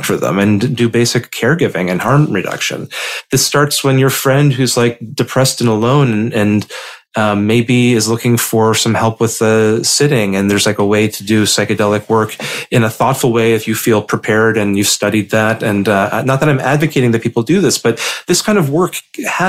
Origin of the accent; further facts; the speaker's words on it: Indiana, United States; young gay boys like me, growing up in Indiana